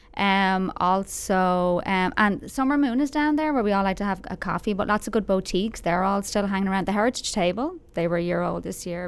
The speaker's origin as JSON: {"language": "English", "town": "Dublin", "region": "Leinster", "country": "Ireland", "tie": "born or raised there", "moved": "as an adult", "lives_now": "Frisco, United States", "said": "I'm from, I'm from Dublin. I'm from a, the main city in Ireland. I'm a city girl. Like, I grew up three or four miles from the city."}